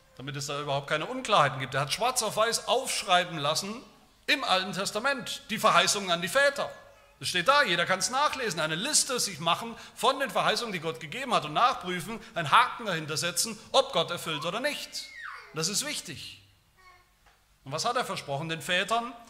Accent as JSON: {"language": "German", "town": "Haueneberstein", "region": "Baden-Württemberg", "country": "Germany", "tie": "born or raised there", "said": "In dem Dorf, wo ich aufgewachsen bin, Hauneberstein, Eberste, wie wir sagen"}